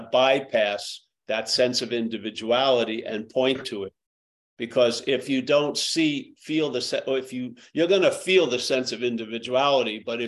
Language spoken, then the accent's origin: English; New York, United States; I was from New York